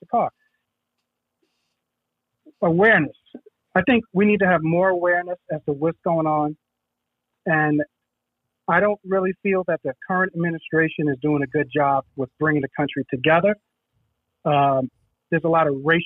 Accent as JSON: {"language": "English", "town": "New York City", "region": "New York", "country": "United States", "tie": "born or raised there", "said": "I grew up in the Bronx, in the Soundview section of the Bronx, Soundview Projects, in the 70s"}